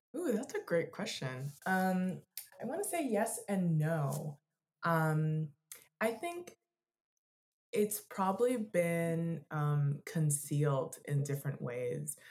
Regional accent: Florida, United States; now in Denver, United States; we're from from Florida

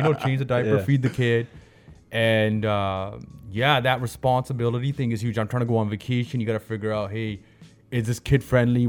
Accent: Brampton, Ontario, Canada; I grew up in Brampton

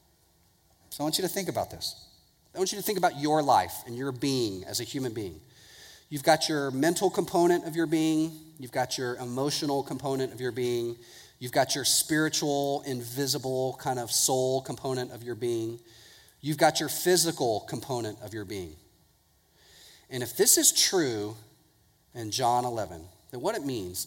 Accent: Houston, Texas, United States; I grew up in Houston

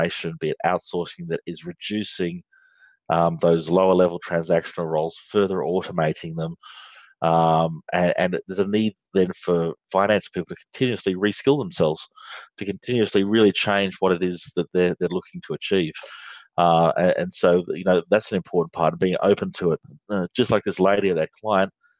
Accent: Australia; accent: Australian; if you can't tell by my accent, I'm from Australia and I'm based here in Australia

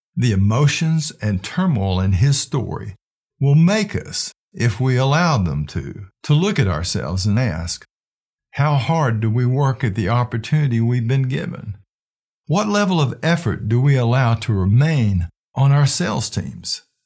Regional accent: Flint, Michigan, United States; the people I grew up with in Flint, Michigan

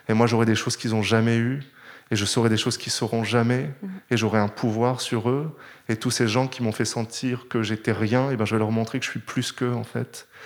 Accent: Nord, France; accent: Nord; on m'aurait jamais pris dans une grande école parisienne si j'étais venu avec mon accent du Nord.

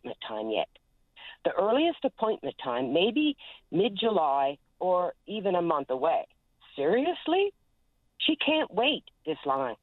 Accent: West Coast, Newfoundland and Labrador, Canada; I'm from the West Coast

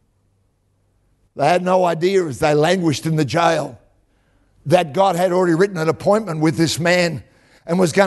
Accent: Tara, Queensland, Australia; now in Perth, Australia; I come from Tara, out in the west of Queensland.

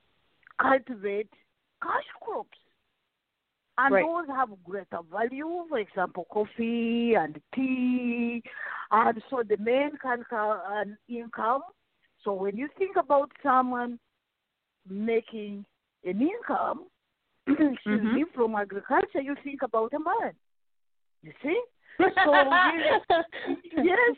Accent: Uganda; English is a second language; moved away; I was born and raised in Africa, Uganda

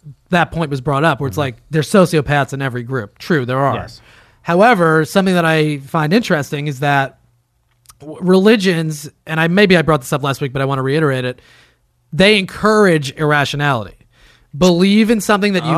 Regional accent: New Jersey, United States; I'm from New Jersey

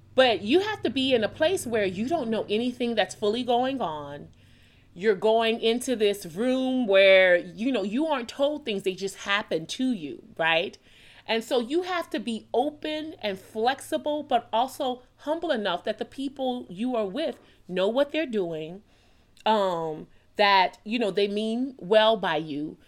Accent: New Orleans, Louisiana, United States; I'm born and raised in New Orleans, Louisiana

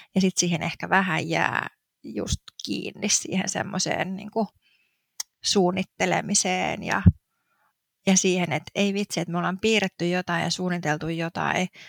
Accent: Turku, Southwest Finland, Finland; moved away as an adult; also born or lived in Helsinki; now in Espoo, Finland; alun perin siis oon kotoisin tuolta Turusta

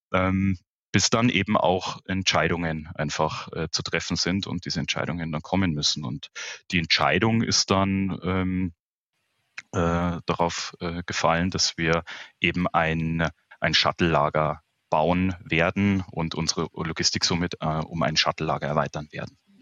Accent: Munich, Bavaria, Germany; ich bin gebürtiger Münchner. Ähm, ich lebe mit meiner Familie hier auch im Münchner Süden, schon in mehreren Generationen.

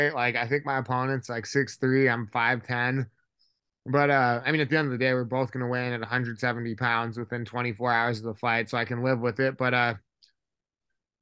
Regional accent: Hawaii, United States; I'm actually from Hawaii, so kids out there get into a lot of street fights

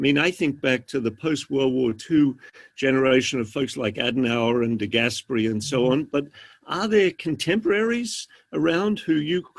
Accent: Australia; accent: Australian; I wasn't going to mention it in case my accent has faded.

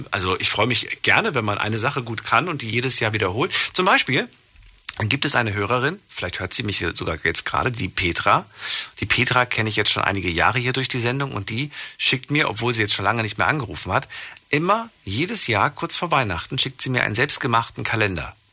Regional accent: Heilbronn, Baden-Württemberg, Germany; ich komme aus Heilbronn.

